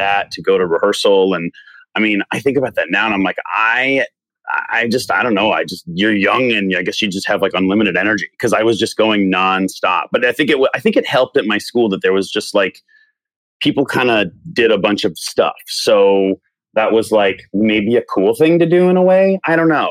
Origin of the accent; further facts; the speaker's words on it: Tucson, Arizona, United States; growing up in Tucson